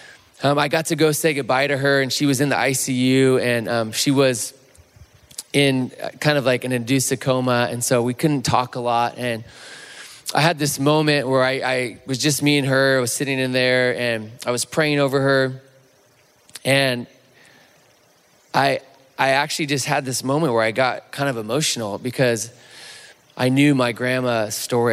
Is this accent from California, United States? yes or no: yes; Chico, California, United States; I'm from Chico, California, on the Chico State campus.